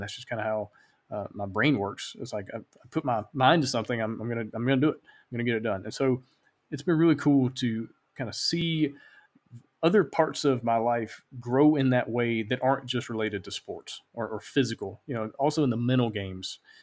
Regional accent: Alabama, United States; now in Honduras; I live in Honduras. I'm originally from Alabama.

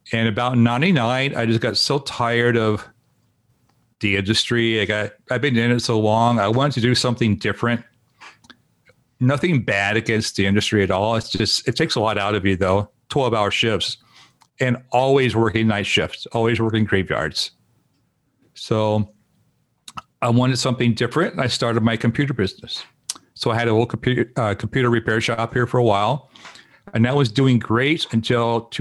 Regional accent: Indiana, United States; moved away as an adult; also born or lived in Dallas, Texas; now in Portland, United States; I grew up in Indiana, and uh, so a lot of Southern cooking, um, Kentucky, Indiana, that area.

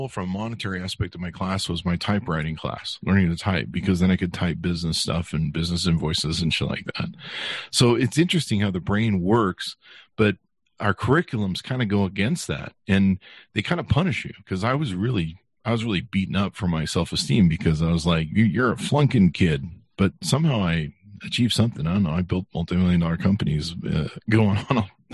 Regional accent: Utah, United States; also born or lived in California; my parents moved us to Utah

